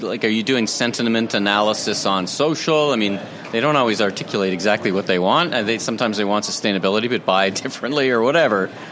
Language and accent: English; Canada; I'm from Canada